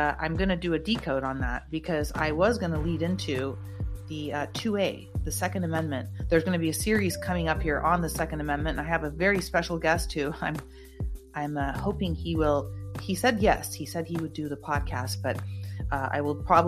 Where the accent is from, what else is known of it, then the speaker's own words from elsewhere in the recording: United States; I am an American, and I bleed red, white, and blue